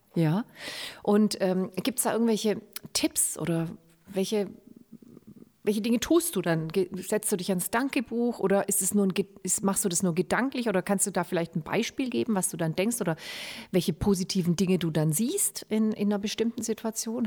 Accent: Germany; bei uns in Deutschland

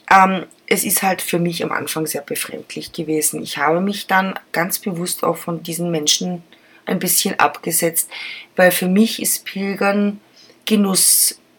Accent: Germany; Ich bin auch Deutsche, ich tue es auch.

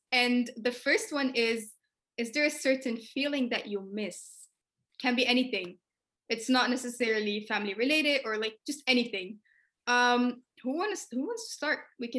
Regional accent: Belgium; I'm 19 years old. Both of my parents are Egyptian, but I was born and raised in Belgium, and I'm an international business administration student, and I study in the Netherlands. However, I do still live in Belgium.

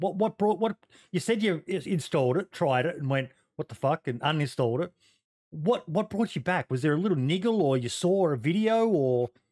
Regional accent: Australia; being an Aussie

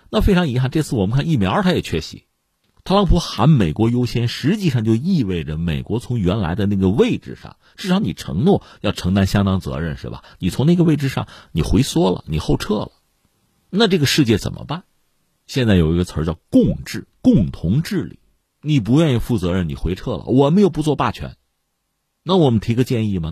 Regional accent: China; 我们中国人

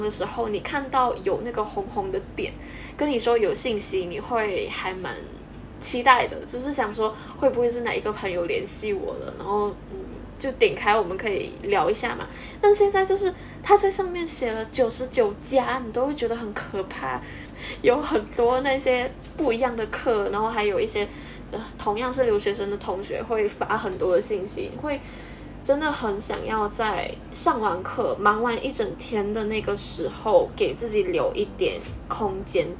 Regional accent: Malaysia; first language English; Chinese is a second language; 我是来自马来西亚，跟贾怡一样。

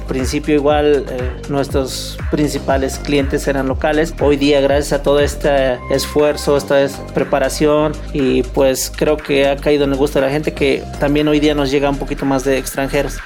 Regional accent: Mexico; México como mexicanos damos la bienvenida a todos

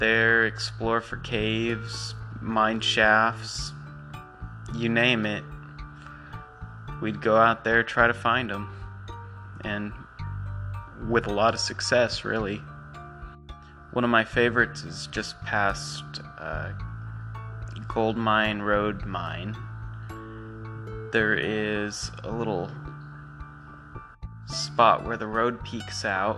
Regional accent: Bullhead City, Arizona, United States; If you've never been in Bullhead City and you're here now, welcome to my hometown.

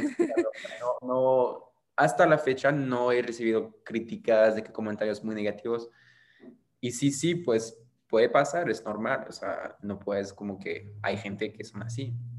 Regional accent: Marseille, Provence-Alpes-Côte d'Azur, France; Spanish is a second language; moved away as an adult; now in Monterrey, Mexico; vengo de Marsella, sí, como lo dijiste, cerca de, pues es en el sur de Francia, Marsella

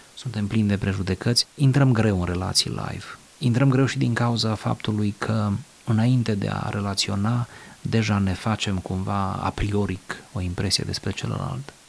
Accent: Romania; în țara mea, în România

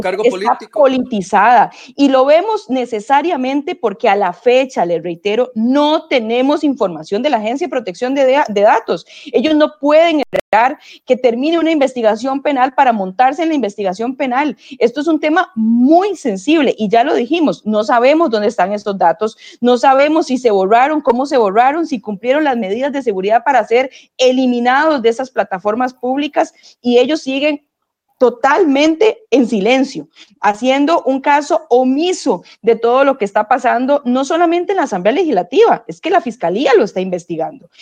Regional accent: Costa Rica; nosotros como costarricenses

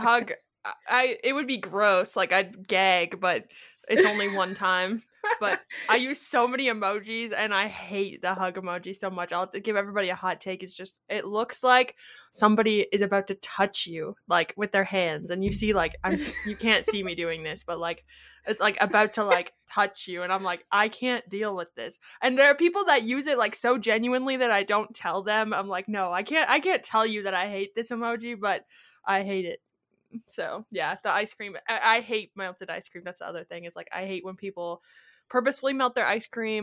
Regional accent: Kitchener, Ontario, Canada; also born or lived in Timmins, Ontario; I was from Kitchener, Ontario

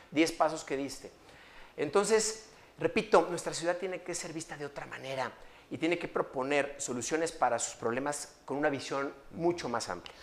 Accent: León, Guanajuato, Mexico; soy orgullosamente leonés, amo mi ciudad

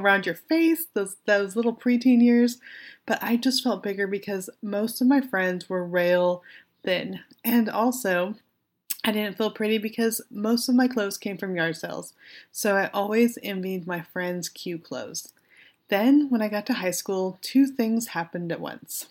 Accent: Weed, California, United States; I'm from Weed, California. I grew up in weed, not on weed, but the best part is that I went to Weed High.

